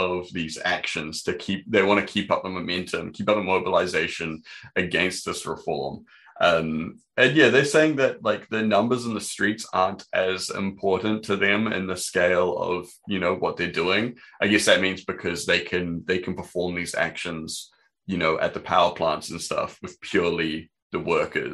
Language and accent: English; New Zealand; growing up in New Zealand